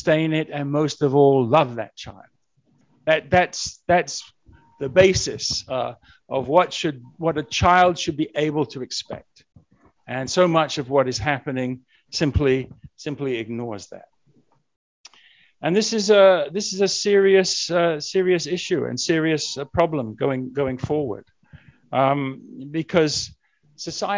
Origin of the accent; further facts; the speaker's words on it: England, United Kingdom; moved away; I'm originally from England